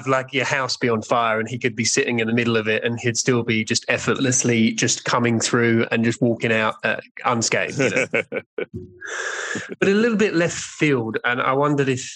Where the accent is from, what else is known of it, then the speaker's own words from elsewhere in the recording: England, United Kingdom; I'm English